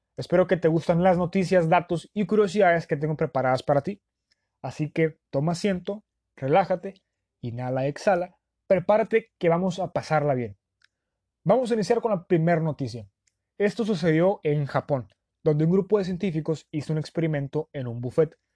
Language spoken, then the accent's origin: Spanish; Sonora, Mexico; los que somos de Sonora